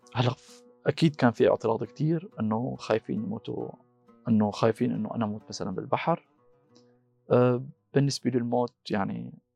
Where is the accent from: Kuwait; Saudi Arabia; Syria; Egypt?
Syria; moved away as an adult; also born or lived in Magdeburg, Germany; now in Germany; انا من سوريا